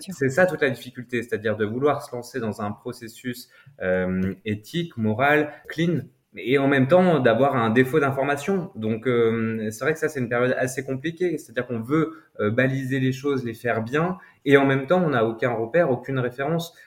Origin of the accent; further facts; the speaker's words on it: France; en tant que Français